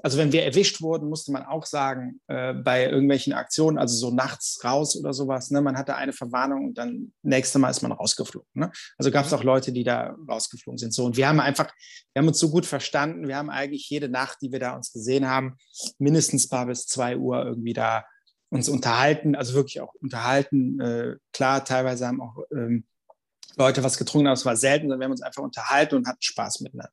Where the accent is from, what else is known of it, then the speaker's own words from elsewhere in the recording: Cologne, North Rhine-Westphalia, Germany; als Kölner